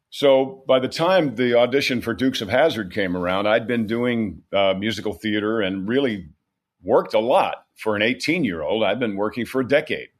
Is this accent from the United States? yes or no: yes; New York, United States; moved away; also born or lived in California; I'm from New York. New York is a beautiful state.